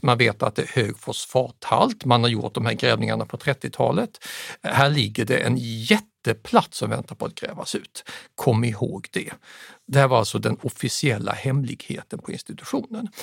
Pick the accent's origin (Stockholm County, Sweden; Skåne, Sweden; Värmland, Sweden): Skåne, Sweden; Staffanstorp; also born or lived in Södertälje / Huddinge; vid fyra års ålder exporterades jag med mamma och pappa till Staffanstorp mellan Lund och Malmö. Och där växte jag upp